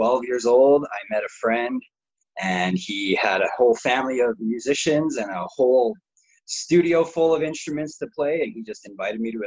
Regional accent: Saskatoon, Saskatchewan, Canada; moved away as an adult; now in Calgary, Canada; I grew up in Saskatoon, and then I moved to Calgary, and I've only been in Calgary for about 5 years

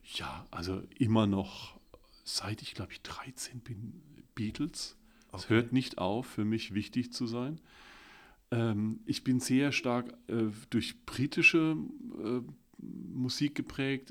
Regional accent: Billigheim-Ingenheim, Rhineland-Palatinate, Germany; born or raised there; also born or lived in Landau / Bad Bergzabern

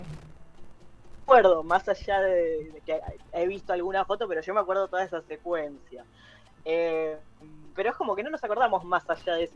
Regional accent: Zona Sur, Buenos Aires Province, Argentina; soy de Zona

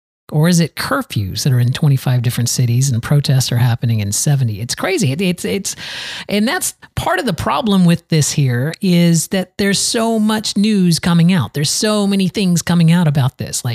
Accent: Valrico, Florida, United States; here in my hometown of Valrigo, Florida, right on the outskirts of Tampa

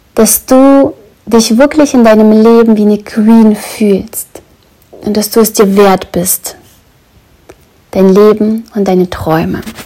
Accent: Brandenburg, Germany; Ich weiß, wo ich aufgewachsen bin. In Brandenburg.

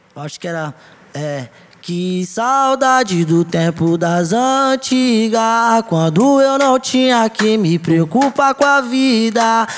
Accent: Sertãozinho, São Paulo, Brazil; moved away as an adult; now in São Paulo, Brazil; eu sou do interior, sou da cidade de Sertãozinho

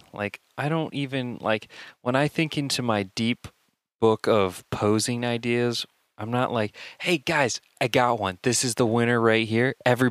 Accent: Indiana, United States; I'm from Indiana, Steve.

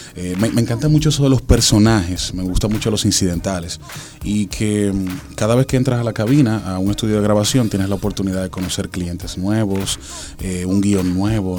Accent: Dominican Republic; soy el único dominicano

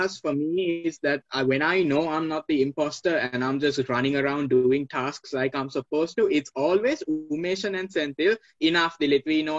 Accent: Sri Lanka; Since we're all from Sri Lanka, right?

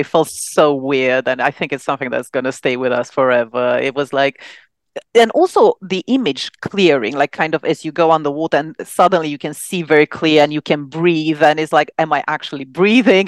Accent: Romania; moved away as an adult; now in London, United Kingdom; back in Romania, which is where I'm from

